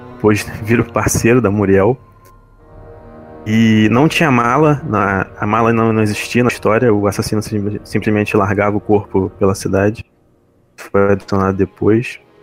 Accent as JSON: {"language": "Portuguese", "region": "Rio de Janeiro", "country": "Brazil", "said": "eu sou da capital aqui do Rio de Janeiro"}